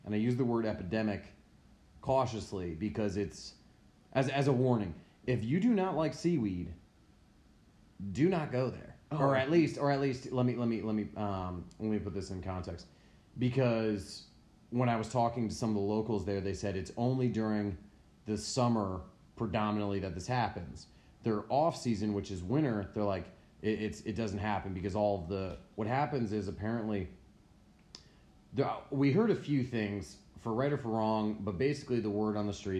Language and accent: English; United States; I grew up on Long Island Sound